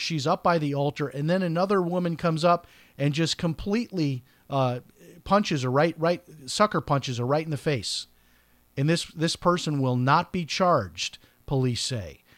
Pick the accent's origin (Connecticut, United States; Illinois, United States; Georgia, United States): Illinois, United States; Chicago; I'm from Chicago